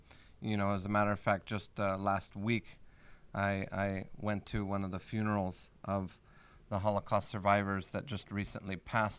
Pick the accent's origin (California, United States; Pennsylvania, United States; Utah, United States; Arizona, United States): California, United States; Los Angeles; moved away; I immigrated from Los Angeles, California 23 years ago.